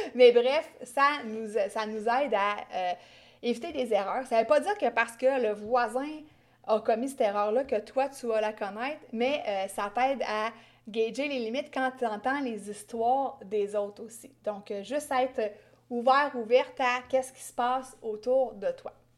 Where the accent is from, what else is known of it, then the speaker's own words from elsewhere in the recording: Quebec, Canada; accent: Québécois; j'ai un accent québécois très gênant